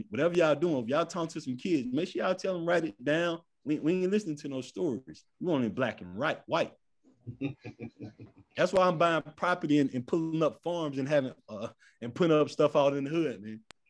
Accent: United States; And I'm a strong American.

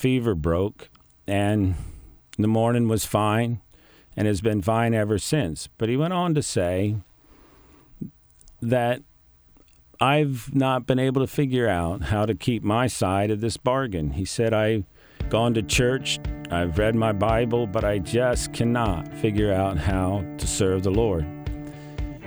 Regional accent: Greenwood, Delaware, United States; born and raised in the Mennonite community of Greenwood

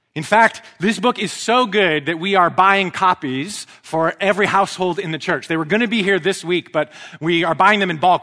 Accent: Vancouver, British Columbia, Canada; an Anglican priest in my hometown of Vancouver

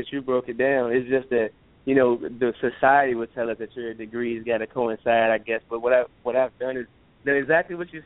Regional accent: Richmond, Virginia, United States; I am born and raised in Richmond, Virginia.

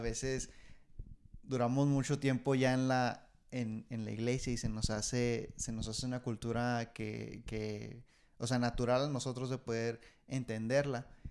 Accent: Ciudad Juárez, Chihuahua, Mexico; now in United States; yo soy, de, soy nacido de Juárez, pero por obra del Señor, aquí estoy, en Estados Unidos

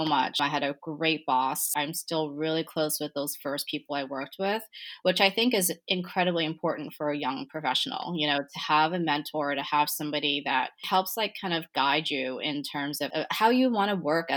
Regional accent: Boston, Massachusetts, United States; moved away as an adult; also born or lived in Taipei, Taiwan / Brookline; now in New York, United States; I moved to Boston when I was 5 years old. I was born in Taipei

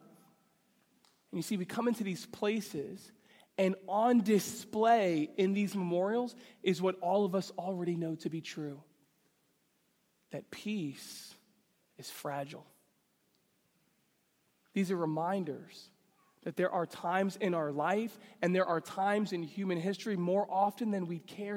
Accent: New York City, New York, United States; I grew up in New York City

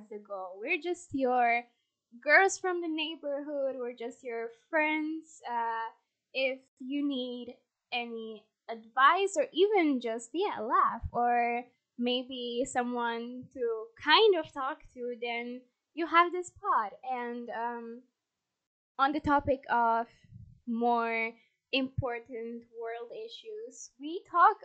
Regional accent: Poland; English is a second language; we're Polish, born and raised.

